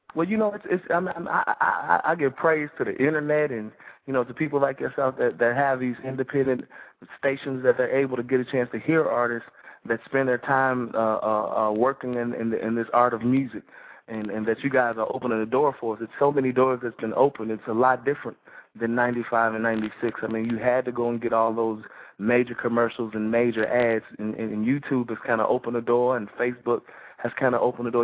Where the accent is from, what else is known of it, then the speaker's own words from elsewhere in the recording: Chicago, Illinois, United States; moved away as an adult; now in Atlanta, United States; I'm from Chicago. I live in the ATL